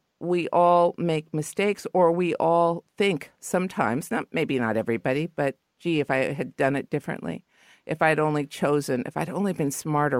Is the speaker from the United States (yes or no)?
yes; Los Angeles, California, United States; You know, I used to be, I guess, embarrassed because I'm from L.A., but I'm from the Valley. So deep in the Valley that I thought Ventura Boulevard was the other side of the hill.